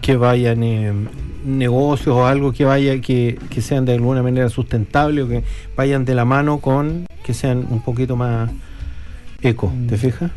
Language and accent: Spanish; Chile; now in New Zealand; como chilenos